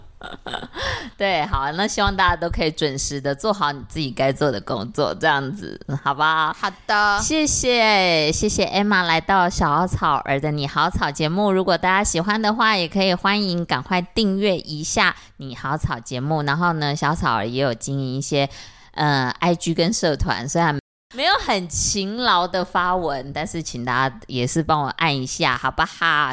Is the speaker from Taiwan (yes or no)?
yes; central and southern Taiwan, Taiwan; 我们都是中南部的小孩啊，对，啊，主要我还是客家人